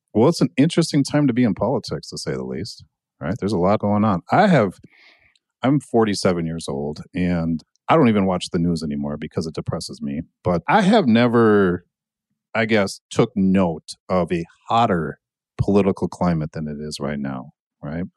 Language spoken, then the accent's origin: English; Annandale, Minnesota, United States; also born or lived in Buffalo, Minnesota; I grew up in Annandale